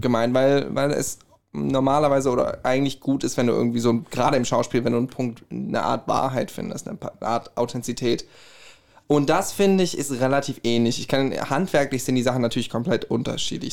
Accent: Herborn, Hesse, Germany; accent: Hessian; ich komme aus Herborn

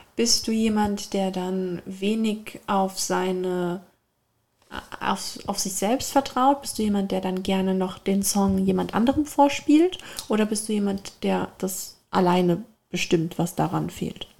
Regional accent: Germany; aus ein äh, bisschen südlicher von zwischen, exakt zwischen Darmstadt und Mannheim

